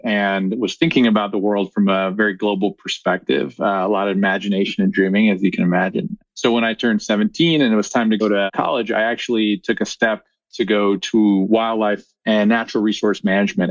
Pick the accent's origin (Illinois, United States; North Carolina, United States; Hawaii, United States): Illinois, United States; Chicago; moved away as an adult; now in Bend, United States; I grew up in Chicago.